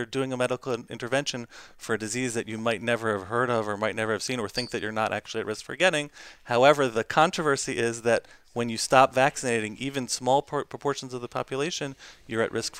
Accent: Baltimore, Maryland, United States; I'm from Baltimore, Maryland.

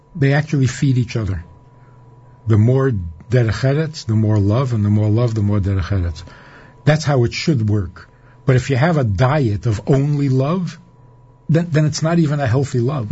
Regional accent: New York City, New York, United States; now in Minnesota, United States; I was growing up in Crown Heights, on President Street in a little apartment

